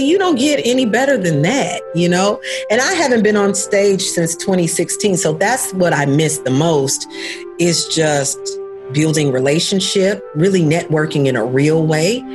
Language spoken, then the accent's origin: English; Murfreesboro, Tennessee, United States; I grew up in Murfreesboro, Tennessee, and it's a small town